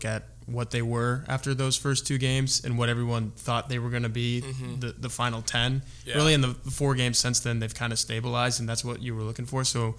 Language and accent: English; Big 12 country, United States; I grew up in Big 12 country